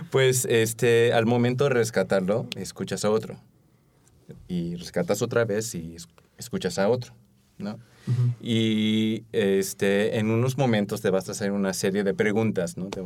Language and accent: Spanish; United States; born there; bueno, de descendencia coreana, también mi esposa, este, nací en los Estados Unidos